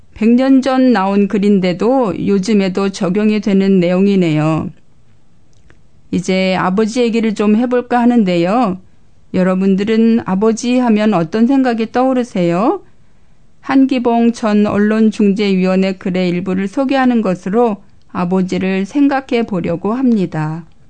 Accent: South Korea; moved away; 이곳에 사는 저희들은 모두 태어난 나라를 떠나 살고 있는 사람들이잖아요

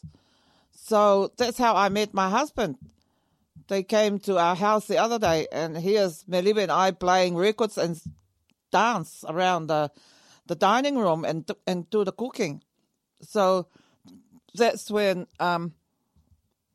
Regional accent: Samoa; also born or lived in Apia, Samoa / Auckland, New Zealand; now in Dunedin, New Zealand; I came all the way from Samoa on a matua. I came all the way to New Zealand

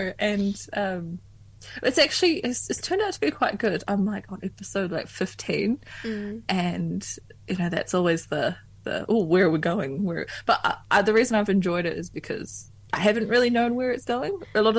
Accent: Philippines; This song is called … It means I'm Filipino.

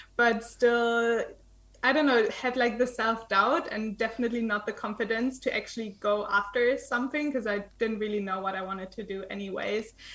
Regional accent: eastern Germany, Germany; moved away; I was born in Eastern Germany

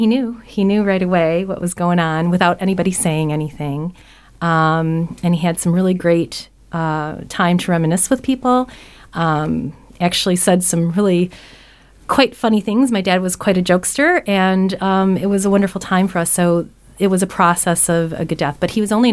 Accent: United States; moved away as an adult; now in Nelson, New Zealand; I'm from America

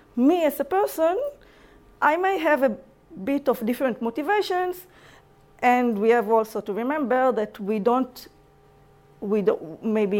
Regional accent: Israel; English is a second language; moved away as an adult; now in New Zealand; I'm from Israel, as you can hear in my accent.

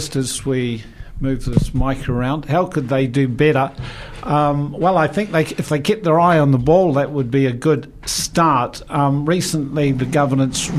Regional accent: South Otago, New Zealand; I grew up in South Otago.

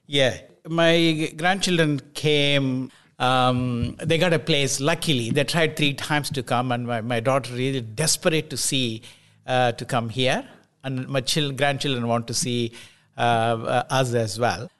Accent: India; also born or lived in Scotland; now in New Zealand; I, I was born in India.

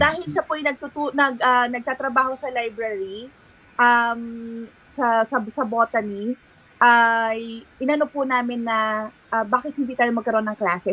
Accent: San Pablo, Calabarzon, Philippines; now in New Zealand; Ako po tubong San Pablo, Laguna.

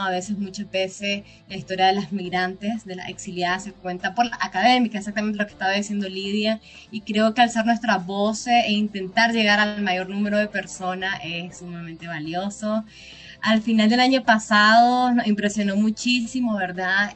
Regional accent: Nicaragua; now in Costa Rica; igual nicaragüense, migrante y solicitante de refugio en Costa Rica

